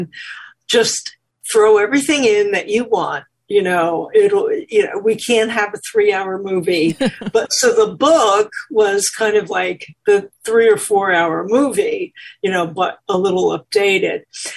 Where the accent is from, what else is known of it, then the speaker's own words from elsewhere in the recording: New York, United States; I'm from New York.